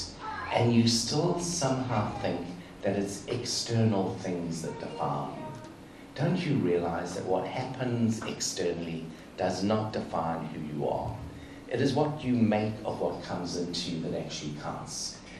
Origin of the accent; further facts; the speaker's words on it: South Africa; I grew up in South Africa, apartheid South Africa, and Nelson Mandela was, for most of my childhood, was in prison